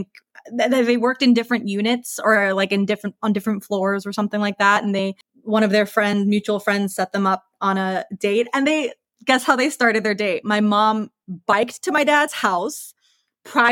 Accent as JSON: {"language": "English", "region": "Minnesota", "country": "United States", "tie": "born or raised there", "also_born_or_lived": "Long Beach, California, United States", "moved": "as an adult", "lives_now": "Azusa, United States", "said": "my dad is from the east side of St. Paul in Minnesota, which is in the Midwest"}